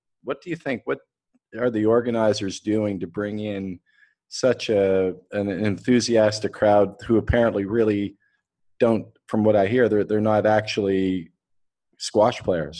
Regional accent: Canada; now in Dubai, United Arab Emirates; I live in Dubai. I'm Canadian, but living here.

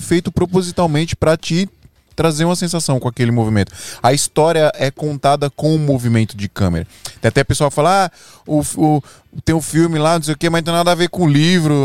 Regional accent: Monteiro, Paraíba, Brazil; ele é meu conterrâneo, nós é de, nós é de Paraíba

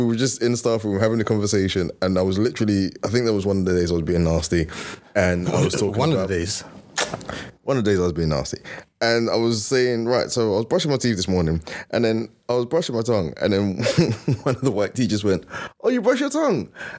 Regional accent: East London, London, United Kingdom; People didn't understand I was from East London

